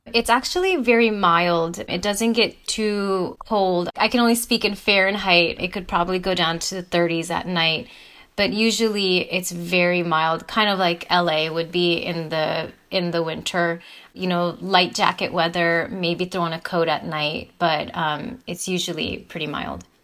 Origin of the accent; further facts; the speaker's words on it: Texas, United States; I'm from Texas